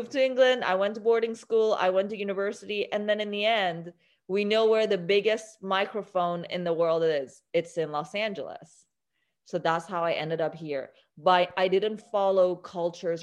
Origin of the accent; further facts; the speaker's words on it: Iran; now in United States; I was born in Iran.